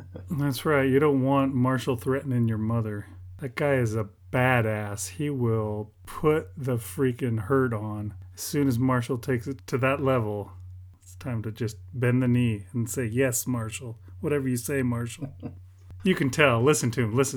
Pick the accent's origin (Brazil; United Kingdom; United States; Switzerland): United Kingdom; I'm British